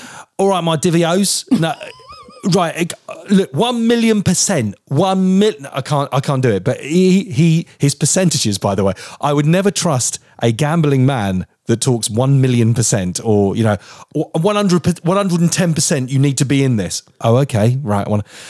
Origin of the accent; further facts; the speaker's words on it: Portsmouth, South East England, United Kingdom; So I'm from Portsmouth.